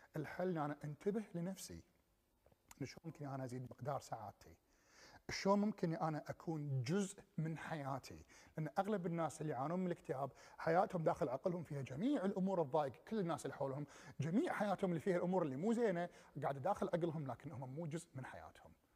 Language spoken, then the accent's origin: Arabic; Kuwait; ما أرجع للكويت ولا ما أرجع لديرتي مرة ثانية